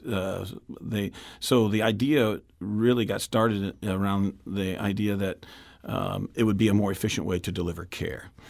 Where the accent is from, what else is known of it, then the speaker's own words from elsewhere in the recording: West St. Louis County, Missouri, United States; kid growing up in West Saint Louis County, I grew up in my district, went to Pond Elementary School and Lafayette High School out in West Saint Louis County